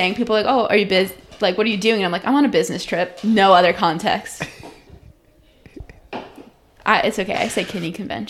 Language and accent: English; Connecticut, United States; now in Boston, United States; So I'm from Connecticut.